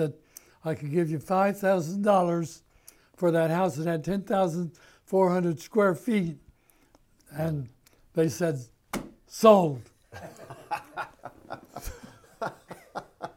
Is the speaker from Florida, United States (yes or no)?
yes; Florida, United States; moved away; also born or lived in Ozarks; I was born there in Florida at the journalism school.